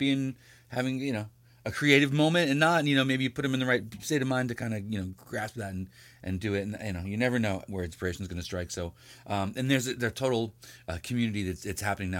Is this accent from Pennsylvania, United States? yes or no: no; New York, United States; I'm from New York.